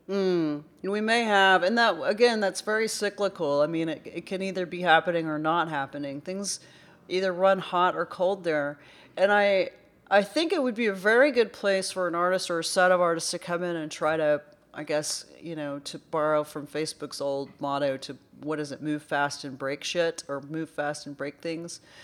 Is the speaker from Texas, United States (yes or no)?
yes; Irving, Texas, United States; I'm from there. I'm from Irving originally. I did move away for a while, but I did come back